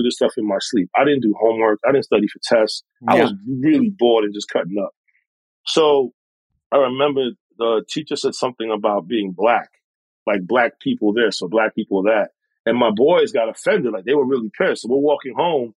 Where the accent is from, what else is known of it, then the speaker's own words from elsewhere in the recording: New York City, New York, United States; So I'm a New Yorker, like you said, born and raised. I was born in Harlem. I was raised in the Bronx